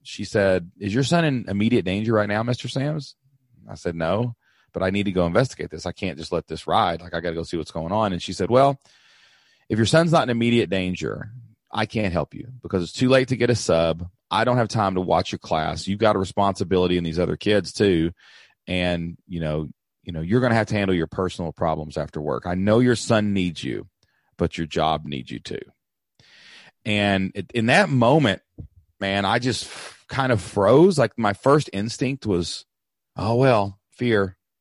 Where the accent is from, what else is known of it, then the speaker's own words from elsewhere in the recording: Southeast Kentucky, United States; I grew up in Southeast Kentucky